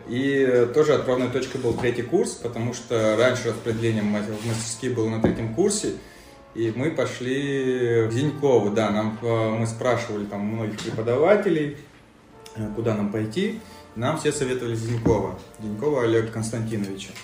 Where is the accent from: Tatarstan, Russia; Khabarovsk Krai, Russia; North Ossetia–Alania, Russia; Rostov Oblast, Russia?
North Ossetia–Alania, Russia; Mozdok; moved away as an adult; also born or lived in Saint Petersburg; С э, маленького города Моздока э, в Северной Осетии находится.